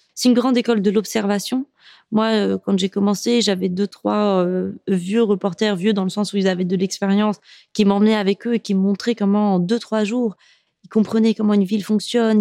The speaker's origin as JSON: {"language": "French", "country": "Morocco", "also_born_or_lived": "France", "said": "je suis marocaine"}